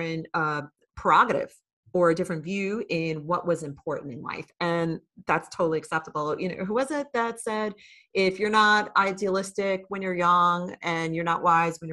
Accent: New York City, New York, United States; moved away as an adult; also born or lived in Virginia Beach; growing up in the New York City area

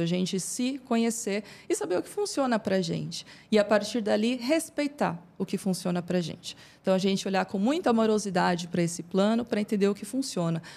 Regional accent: São Bernardo do Campo, São Paulo, Brazil; eu sou natural de São Bernardo.

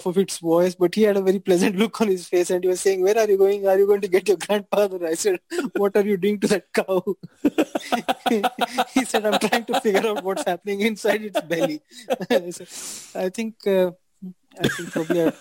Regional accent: Hubli, Karnataka, India; also born or lived in Dharwad; I was born in Hubli

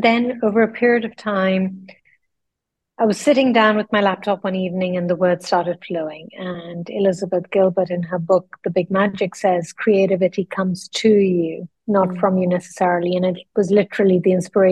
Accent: Lucknow, Uttar Pradesh, India; moved away as an adult; also born or lived in London; I grew up then in the northern part of India in a small town. It's a Muslim city. It's called Lucknow

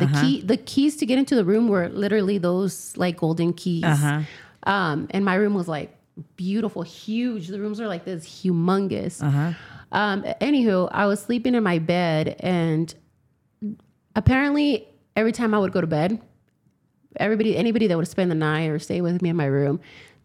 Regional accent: Yakima, Washington, United States; I'm originally from Yakima, Washington.

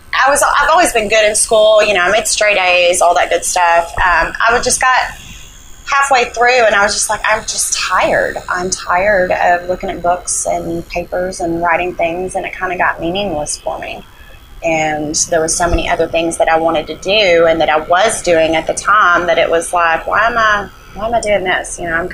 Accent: Little Rock, Arkansas, United States; born there; I was born in Little Rock, Arkansas, at Baptist Hospital, by two teenage parents, and they didn't have much, and never had much growing up, and if anything, really, and we moved a lot

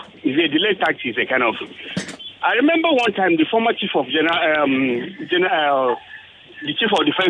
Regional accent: Nigeria; also born or lived in Ajah, Lagos; the problem with Nigerians is we keep repeating one thing

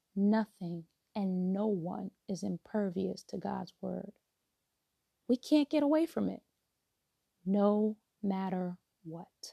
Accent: New York, United States; moved away as an adult; now in DMV (Washington metropolitan area), United States; relocating from my hometown of New York to um, the DMV

